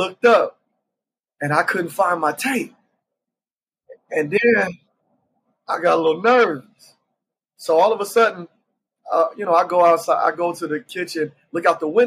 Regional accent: Columbus, Ohio, United States; now in Charlotte, United States; Born and raised in Columbus, Ohio. Currently, I reside in Charlotte, North Carolina, but I was born and raised in Columbus, Ohio

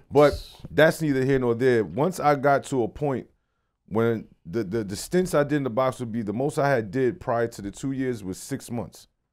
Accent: New York City, New York, United States; also born or lived in New Jersey; I'm from Brooklyn. Like right. I'm born, raised

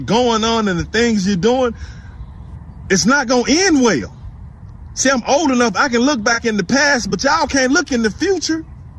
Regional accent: Memphis, Tennessee, United States; I'm from Memphis, and I was raised with gangsters and gangbangers, man.

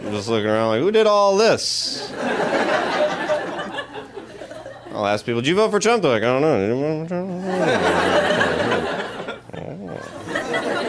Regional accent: the South, United States; I grew up in the South

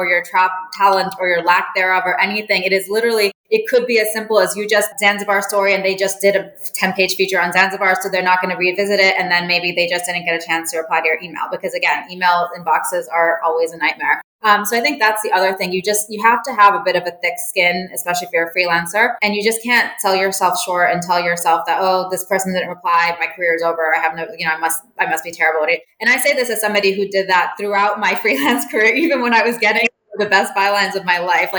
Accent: Jeddah, Makkah Province, Saudi Arabia; also born or lived in Cape Town, South Africa; now in New York, United States; I grew up in Jeddah, Saudi Arabia

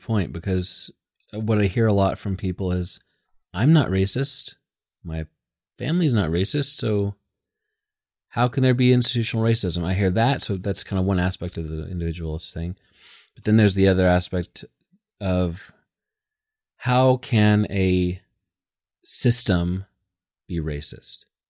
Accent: United States; I'm super American

